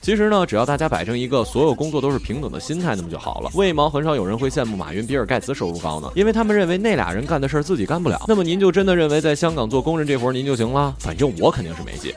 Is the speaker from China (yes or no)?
yes; China; 我们中国人